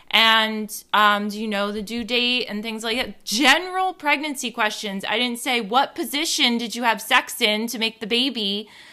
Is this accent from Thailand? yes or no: no; New Jersey, United States; growing up on the East Coast, growing up in New Jersey